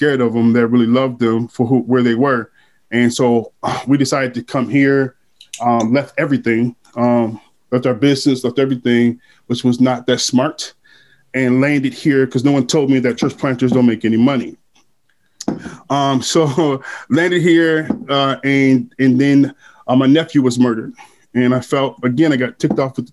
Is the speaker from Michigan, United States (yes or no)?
yes; Grand Rapids, Michigan, United States; also born or lived in Detroit; I was raised in Grand Rapids. I was born in Grand Rapids. I became a man in Detroit